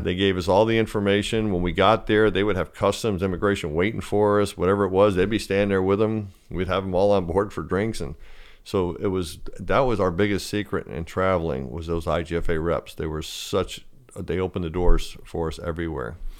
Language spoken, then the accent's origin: English; Fort Lauderdale, Florida, United States; growing up in Fort Lauderdale